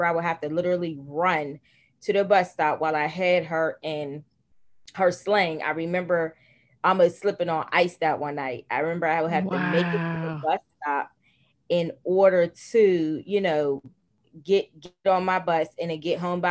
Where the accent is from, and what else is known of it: Pittsburgh, Pennsylvania, United States; born or raised there